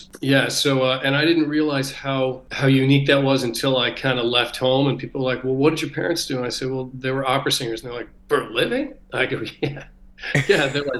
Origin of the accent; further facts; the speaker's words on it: Connecticut, United States; moved away as an adult; I grew up in Connecticut, so there were a lot of woods out here. And so, in fact, I'm back. I'm living here with my kids now.